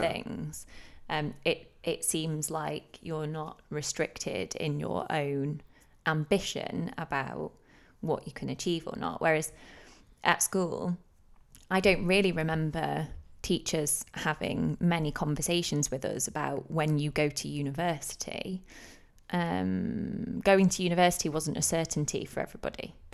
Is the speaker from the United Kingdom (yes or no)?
yes; Manchester, North West England, United Kingdom; accent: northern; moved away as an adult; now in London, United Kingdom; we're from Manchester